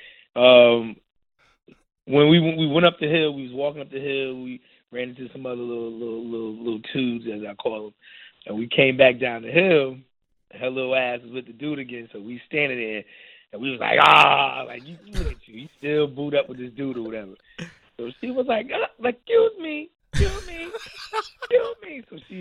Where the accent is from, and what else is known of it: New York, United States